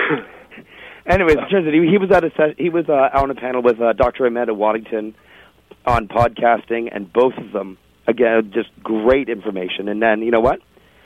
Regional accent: Toronto, Ontario, Canada; moved away; I grew up in Toronto

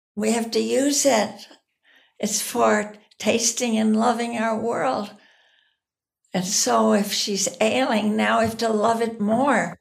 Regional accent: United States; as an American here in this country

